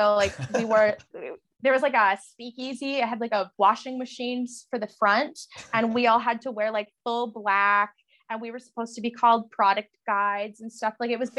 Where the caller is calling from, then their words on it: Lloydminster, Saskatchewan, Canada; I'm tuning in from Treaty 6 from the border city of Canada, Lloydminster. I'm about a couple skips away from Alberta right now. I'm actually in Saskatchewan, fun fact.